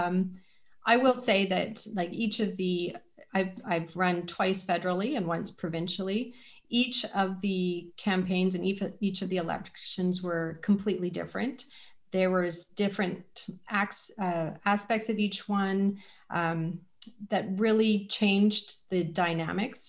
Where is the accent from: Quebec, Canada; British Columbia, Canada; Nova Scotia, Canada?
British Columbia, Canada; moved away as an adult; now in London, Canada; I'm originally from British Columbia and have only lived in London 13 years